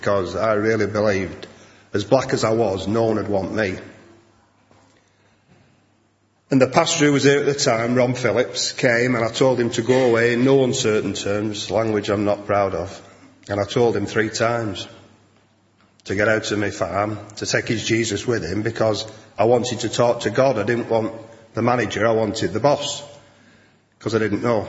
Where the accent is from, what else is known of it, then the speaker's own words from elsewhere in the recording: Salford, North West England, United Kingdom; I come from Salford and it's a rough spot